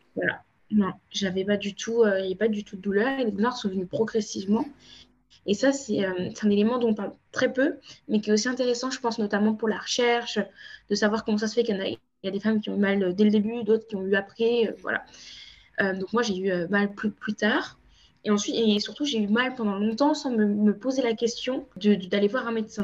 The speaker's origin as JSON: {"language": "French", "country": "France", "tie": "born or raised there", "also_born_or_lived": "Cape Verde (ancestry)", "said": "je suis originaire du Cap-Vert, mais je suis née en France, j'ai grandi en France"}